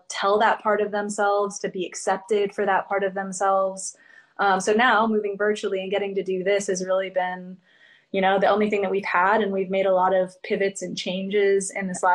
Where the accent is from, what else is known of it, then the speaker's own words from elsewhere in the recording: Springfield, Illinois, United States; now in Phoenix, United States; I'm from Springfield, Illinois, so I'm a Midwest girl at heart